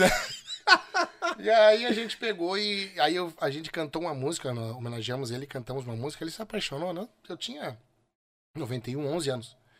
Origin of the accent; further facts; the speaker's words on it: São Borja, Rio Grande do Sul, Brazil; moved away; also born or lived in São Luiz Gonzaga; É, eu sou nascido em São Borja. Eu sou, eu sou, sou de São Borja